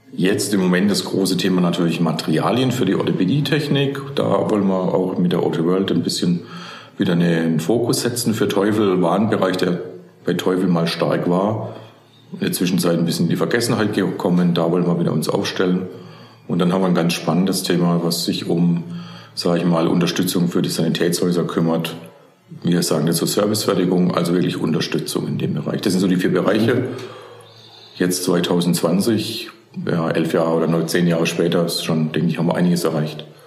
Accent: near Karlsruhe, Baden-Württemberg, Germany; moved away as an adult; also born or lived in Stuttgart region; ich bin klassisch in Baden aufgewachsen, ja. in der Nähe von Karlsruhe

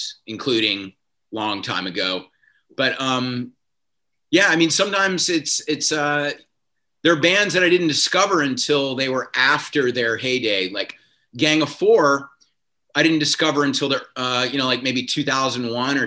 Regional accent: South Carolina, United States; moved away as an adult; also born or lived in Providence, Rhode Island; now in Los Angeles, United States; I grew up in South Carolina

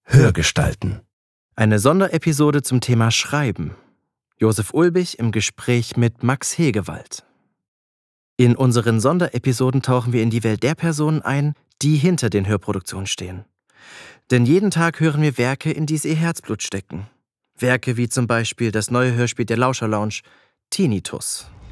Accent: Pirna, Saxony, Germany; moved away; in meine Geburtsstadt na, nach Pirna

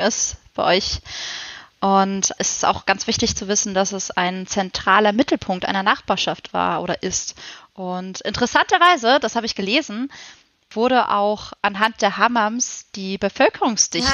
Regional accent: Freiburg, Baden-Württemberg, Germany; ich komme, wie schon gesagt, aus Freiburg, der sonnigsten ja, Stadt

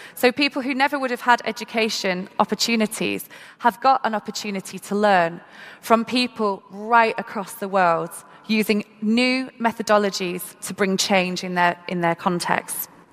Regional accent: Manchester, North West England, United Kingdom; i am from Manchester in the UK and had the opportunity to go to school and be educated

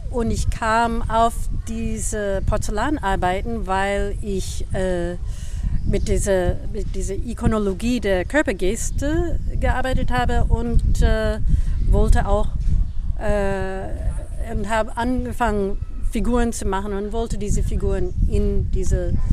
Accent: United States; German is a second language; also born or lived in Boston / Berlin; now in Germany; ich komme aus New York und Boston, aus den USA.

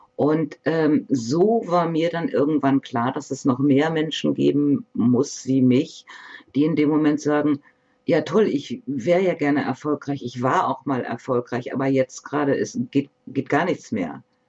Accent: Bremen, Germany; moved away; also born or lived in Northern Germany; Ich bin hier geboren. Ich komme gebürtig aus Bremen, und wir sind dann halt noch etwas weiter raus in den Norden gezogen, um hier zu leben.

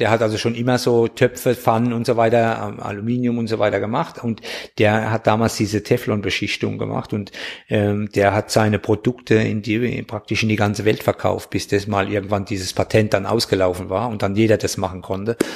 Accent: Bürstadt, Hesse, Germany; wo kommst du denn her? Und ich habe gesagt, Bürstadt.

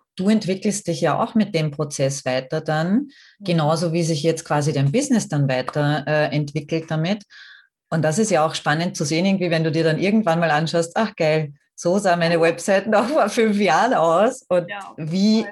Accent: Austria; bei uns in Österreich

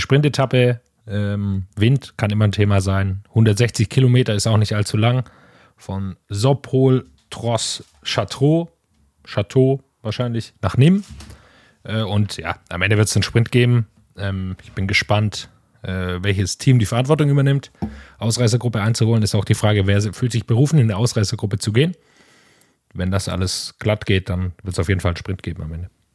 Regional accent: Swabia, near Metzingen, Baden-Württemberg, Germany; in der Nähe von, von meiner Heimat, aus im Schwäbischen

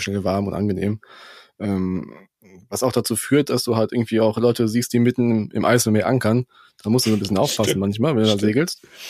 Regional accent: Germany; bei uns in Deutschland

